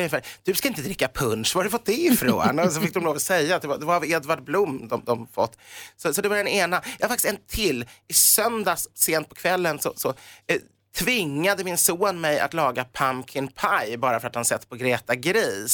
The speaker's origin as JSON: {"language": "Swedish", "country": "Sweden", "said": "vi är svenskar"}